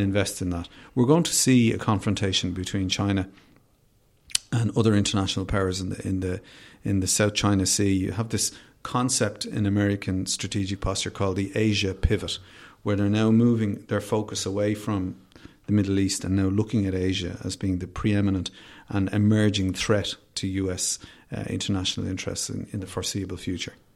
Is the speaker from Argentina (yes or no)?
no; Dublin, Leinster, Ireland; I'm from Finglas originally, I grew up in Finglas.